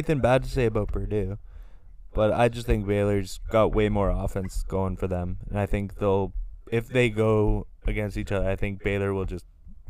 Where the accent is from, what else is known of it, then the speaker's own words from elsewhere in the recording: Canada; I'm a Canadian. I'm just a Canadian guy.